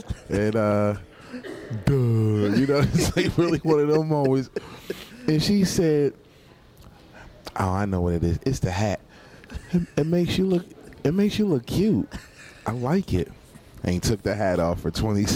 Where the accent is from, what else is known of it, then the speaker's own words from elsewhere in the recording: Philadelphia, Pennsylvania, United States; now in Atlanta, United States; Born and raised in the city of Philadelphia. My neighborhood is West Oak Lane, Philadelphia, Pennsylvania.